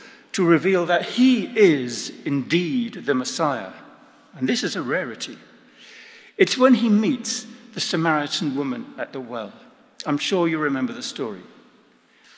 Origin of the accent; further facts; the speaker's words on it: England, United Kingdom; I'm English